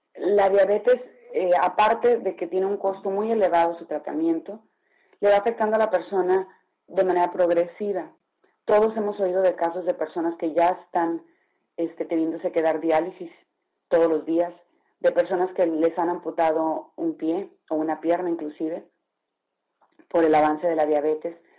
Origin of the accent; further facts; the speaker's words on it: Mexico; vivimos en uno de los países con más altos niveles de diabetes en el mundo